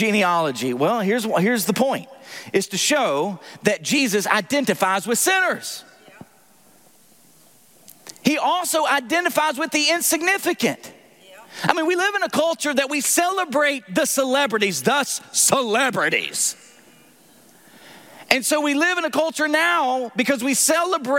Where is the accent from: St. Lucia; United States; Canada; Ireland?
United States; Tennessee; accent: southern; moved away; I'm from Tennessee.